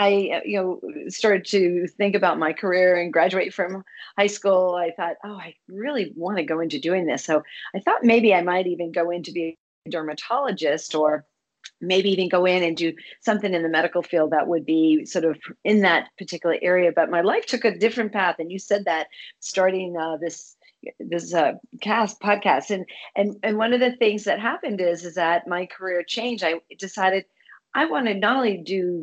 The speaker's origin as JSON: {"language": "English", "town": "Boston", "region": "Massachusetts", "country": "United States", "said": "I'm from Boston area."}